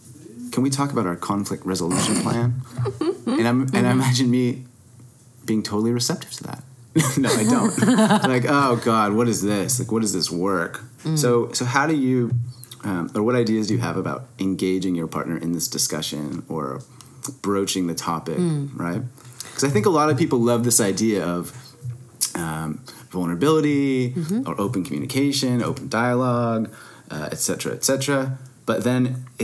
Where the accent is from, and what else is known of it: United States